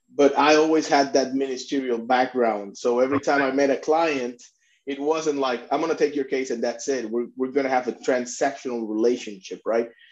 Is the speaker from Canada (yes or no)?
no; Puerto Rico; moved away as an adult; I'm a Puerto Rican myself. I was born and raised in Puerto, Puerto Rico.